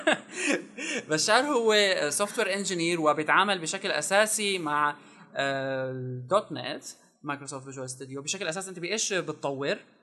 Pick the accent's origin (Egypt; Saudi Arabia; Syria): Syria; نحن عندنا بسوريا